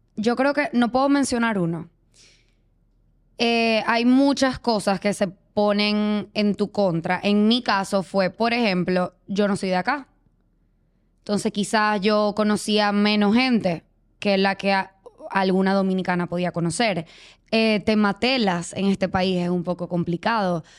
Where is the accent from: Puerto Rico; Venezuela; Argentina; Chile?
Venezuela; moved away as an adult; yo soy venezolana, pero tengo nueve años viviendo acá.